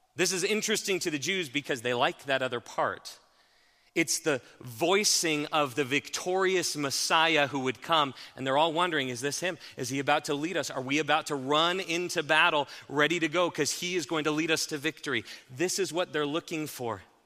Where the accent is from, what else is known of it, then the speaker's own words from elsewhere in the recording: Haxtun, Colorado, United States; I grew up in Haxton